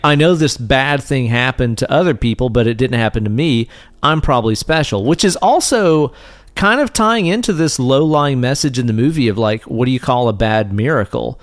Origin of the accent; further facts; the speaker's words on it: East Tennessee, United States; we grew up here in East Tennessee